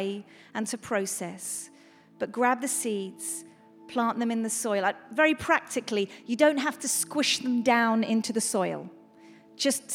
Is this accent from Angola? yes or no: no; England, United Kingdom; we're English